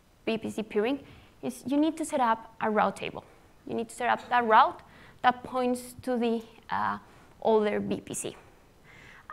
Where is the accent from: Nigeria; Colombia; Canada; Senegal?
Colombia; I am from Colombia, South America